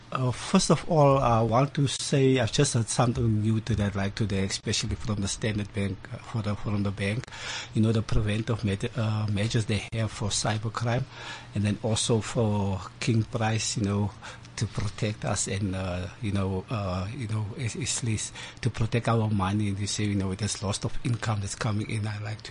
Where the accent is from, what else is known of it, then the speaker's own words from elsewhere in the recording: Kazakhstan; I'm also from Kazakhstan.